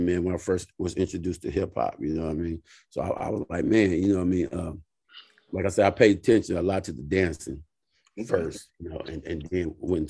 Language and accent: English; Moreno Valley, California, United States; also born or lived in Carson, California; originally I was born in Carson, California. Okay. My mom moved out here. So really, like a lot of people, my generation, I grew up in a city called Moreno Valley, California.